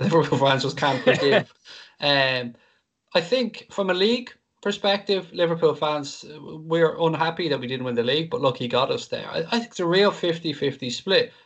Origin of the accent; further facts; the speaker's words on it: Ireland; I'm Irish